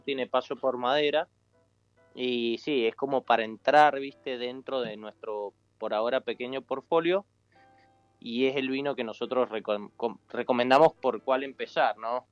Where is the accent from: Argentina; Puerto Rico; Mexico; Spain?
Argentina; nosotros como argentinos